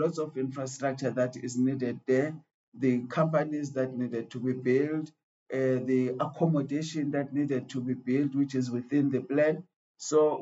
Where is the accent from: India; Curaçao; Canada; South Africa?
South Africa; we as South African